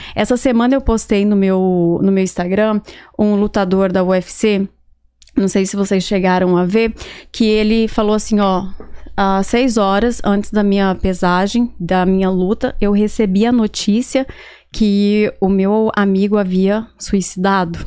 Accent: Barra do Garças, Mato Grosso, Brazil; now in Miami, United States; eu sou de Barra do Garças. É uma cidade no, que fica no Mato Grosso. Perfeito. E eu cresci nasci ali e cresci naquele lugar

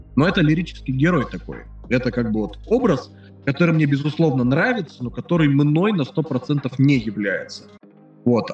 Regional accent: Nizhny Tagil, Sverdlovsk Oblast, Russia; now in Saint Petersburg, Russia; Я из Нижнего Тагила, это Свердловская ну, область

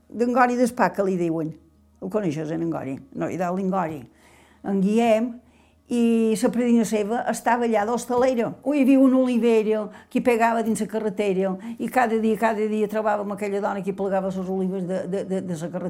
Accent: Bunyola, Balearic Islands, Spain; born there; vaig néixer a Bunyola. pare feia de carreter a Can Madigó.

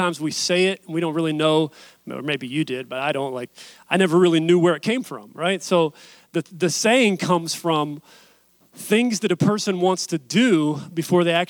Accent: West Virginia, United States; I'm from West Virginia

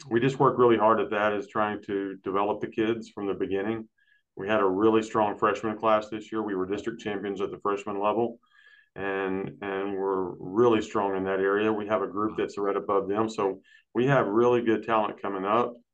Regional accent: Brownwood, Texas, United States; I'm from uh, Brownwood.

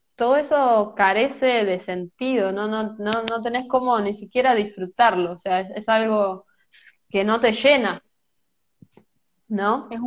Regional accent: Merlo, Buenos Aires Province, Argentina; soy de Buenos Aires, Argentina, eh, de una ciudad que se llama Merlo, no estoy en la capital

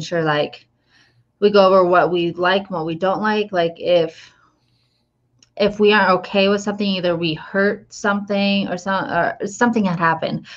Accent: Sturgis, South Dakota, United States; moved away; that's my hometown.

